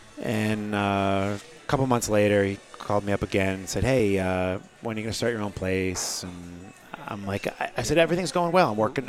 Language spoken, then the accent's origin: English; Portsmouth, New Hampshire, United States; Growing up in Portsmouth, New Hampshire, I really liked Portsmouth.